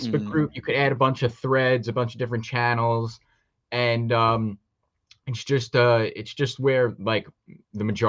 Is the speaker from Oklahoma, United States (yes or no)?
no; New York, United States; I'm from New York